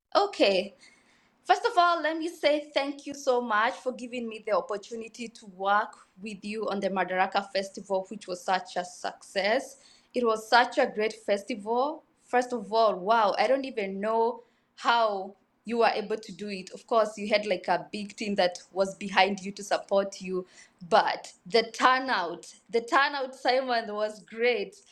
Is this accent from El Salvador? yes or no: no; Kenya; I was born in Kenya in a small village, uh, called Kari and Dusi. I am rudely, usually very proud of where I've come from.